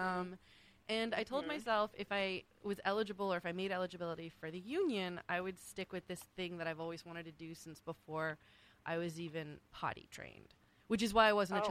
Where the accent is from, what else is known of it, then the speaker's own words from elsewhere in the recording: Great Neck, New York, United States; also born or lived in Bronx, New York / Mykonos, Greece / Athens, Greece; I grew up in Great Neck. I spent my weekends in the Bronx and my summers in Greece, Mykonos and Athens